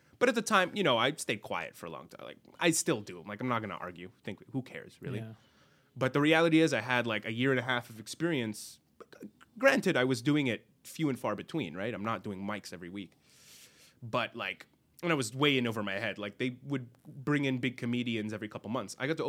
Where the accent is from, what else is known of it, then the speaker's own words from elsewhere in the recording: Lebanon; Then I tell him I'm from Lebanon. Okay, very appropriate for Lebanon.